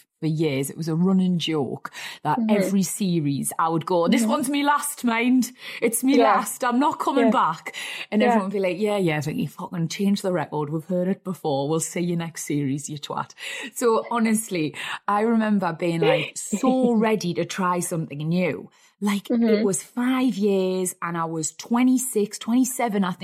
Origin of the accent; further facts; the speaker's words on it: Wallsend, North East England, United Kingdom; I was born in Wall's End.